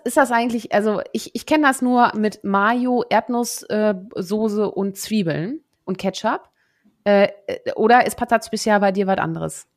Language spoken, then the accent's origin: German; Münsterland, North Rhine-Westphalia, Germany; moved away; also born or lived in Netherlands; ich bin ja geboren in den Niederlanden, so, aber aber ich habe ja eine eine nicht unbeträchtliche Zeit, nämlich zehn Jahre meines Lebens äh, im Münsterland äh, verbracht